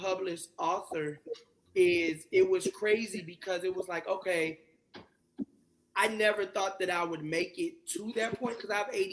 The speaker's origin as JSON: {"language": "English", "region": "Texas", "country": "United States", "tie": "born or raised there", "also_born_or_lived": "California", "said": "I'm a Texas boy. I was born in California, raised in Texas"}